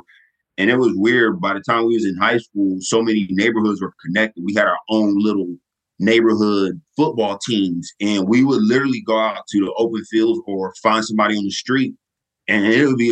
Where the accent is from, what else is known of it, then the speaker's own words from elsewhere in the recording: Fayetteville, North Carolina, United States; also born or lived in Hawaii; grew up in Fayetteville, went to a few schools in Fayetteville, graduated from Jack Britt High School